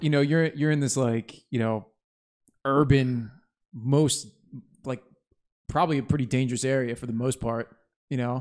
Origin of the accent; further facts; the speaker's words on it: New Jersey, United States; I'm from Jersey